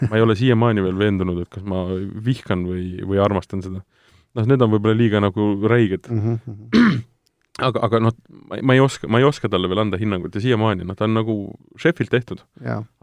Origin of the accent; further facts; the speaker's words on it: Tartu, Tartu County, Estonia; me oleme Priiduga selles mõttes pikemalt, mitte väga pikalt, aga siiski pikemalt äh, tuttavad, me oleme mõlemad Tartust.